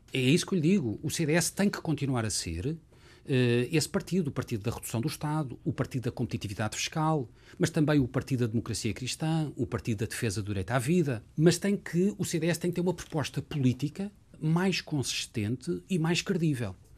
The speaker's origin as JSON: {"language": "Portuguese", "region": "Lisbon", "country": "Portugal", "tie": "born or raised there", "said": "Lisboa é a minha cidade desde sempre. Nasci em Lisboa, uh, vivi em Lisboa"}